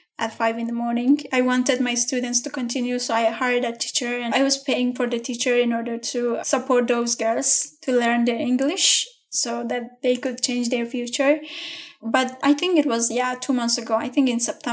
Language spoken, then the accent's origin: English; Afghanistan; from Afghanistan